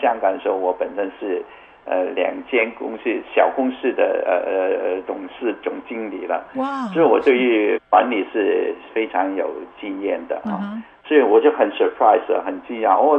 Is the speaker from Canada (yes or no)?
yes; Canada; 我从加拿大过来，他知道我是加拿大人啊，我是从加拿大过来，我是在这里做宣教的